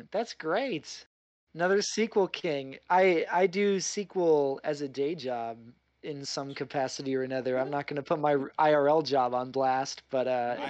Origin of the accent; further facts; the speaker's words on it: Midwest, United States; now in New York, United States; I grew up in the Midwest where Spam, canned mystery meat, is like, it costs like 2 nickels and a carton of cigarettes. It's very cheap. I moved to New York